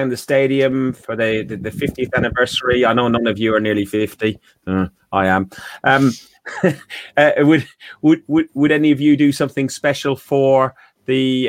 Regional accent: Ireland; I'm Irish, okay? I'm Irish.

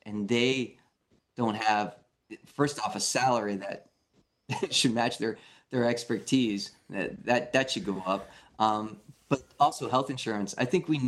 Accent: New York City, New York, United States; I grew up in New York City as a young kid

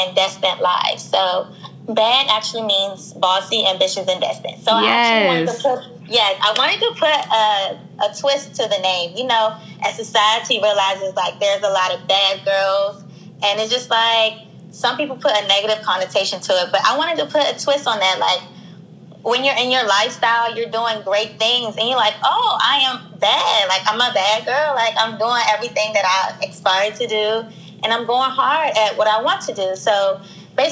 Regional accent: Washington, District of Columbia, United States; I'm from Washington, D.C.

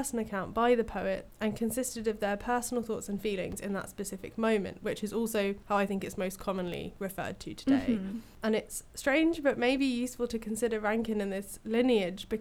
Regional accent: Hastings, South East England, United Kingdom; my hometown of Hastings, England

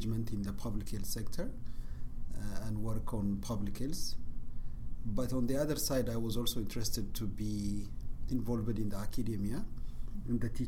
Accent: Bahir Dar, Amhara, Ethiopia; I grew up in Bahardar.

